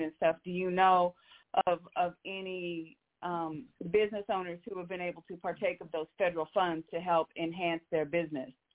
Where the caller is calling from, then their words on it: Omaha, Nebraska, United States; I'm calling from Omaha.